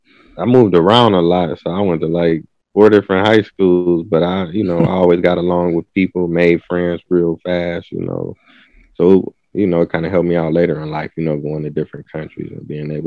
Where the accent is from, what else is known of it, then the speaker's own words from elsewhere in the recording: Cleveland, Ohio, United States; I'm from Cleveland, Ohio. I was born and raised there, you know. Shout out to Cleveland.